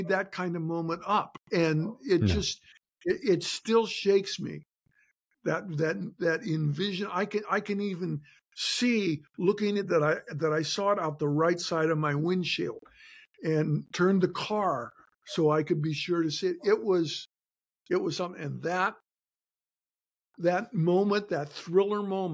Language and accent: English; Shelby, Montana, United States; now in Washington, United States; I'm back in my hometown of Shelby, Montana.